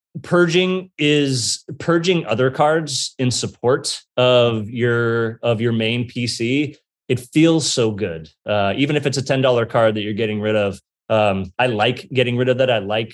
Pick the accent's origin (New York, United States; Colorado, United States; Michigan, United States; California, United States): California, United States; Bay Area; I grew up in California. I grew up in the Bay Area here